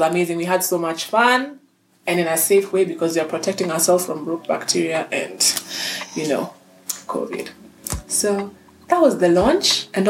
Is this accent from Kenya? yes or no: yes; Kenya; That's just the thing that I'm not Kenyan in. I don't find myself in Shags in the holidays. I was in Nairobi with the family.